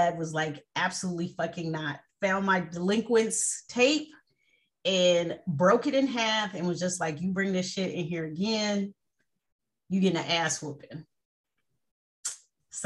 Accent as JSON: {"language": "English", "town": "Oakland", "region": "California", "country": "United States", "said": "I'm from Oakland, California."}